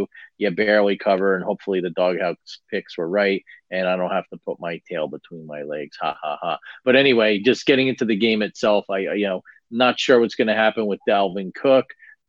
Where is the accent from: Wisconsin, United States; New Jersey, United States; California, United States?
New Jersey, United States; now in West Coast, United States; my days as a youngster growing up in North Jersey, just across the river from New York City.